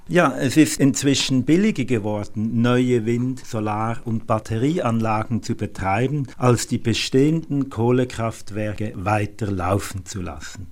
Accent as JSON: {"language": "German", "country": "Germany", "said": "Bei uns in Deutschland"}